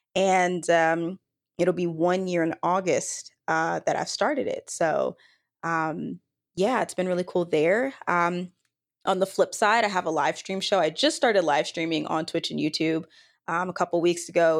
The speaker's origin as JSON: {"language": "English", "area": "Dallas-Fort Worth area", "region": "Texas", "country": "United States", "tie": "born or raised there", "lives_now": "Austin, United States", "said": "born and raised in Texas, from the Dallas-Fort Worth area."}